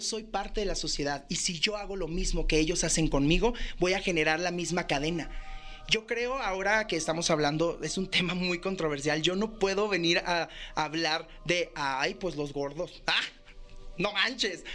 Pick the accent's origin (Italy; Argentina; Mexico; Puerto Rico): Mexico; así somos los mexicanos